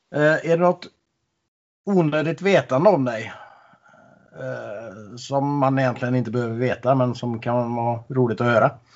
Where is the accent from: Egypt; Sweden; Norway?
Norway; Jag är ju norsk så jag äter ju mycket surkål. Det har vi ju mycket i Norge